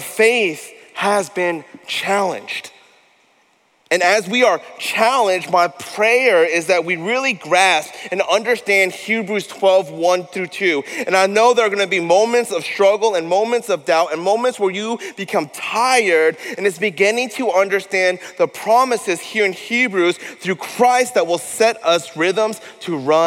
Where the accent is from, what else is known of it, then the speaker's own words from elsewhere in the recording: Denver, Colorado, United States; moved away as an adult; also born or lived in Massachusetts; now in Austin, United States; I am from the great state of Colorado, born and raised in Denver.